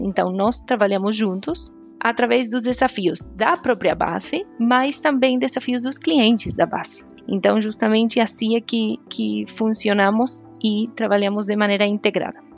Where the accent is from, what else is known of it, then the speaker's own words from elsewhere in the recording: Argentina; Portuguese is a second language; moved away; Eu sou argentina